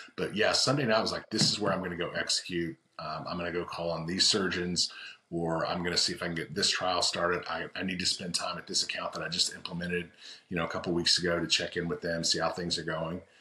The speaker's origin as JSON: {"language": "English", "region": "Oklahoma", "country": "United States", "said": "I'm from Oklahoma"}